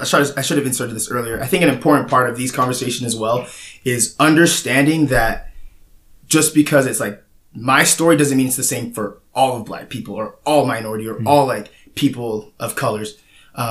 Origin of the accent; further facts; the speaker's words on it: West Jordan, Utah, United States; also born or lived in North Logan, Utah; now in Cedar City, United States; I'm from West Jordan, Utah. I was born in North Logan, Utah, and I lived there until I was 10, and then I moved to West Jordan. Been in Cedar City for a long time. I came down here in 2013 to play football